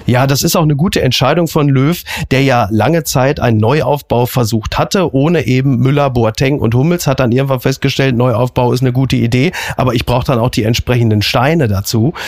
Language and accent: German; Ruhr area, North Rhine-Westphalia, Germany; ich bin ja ein Kind des Ruhrgebietes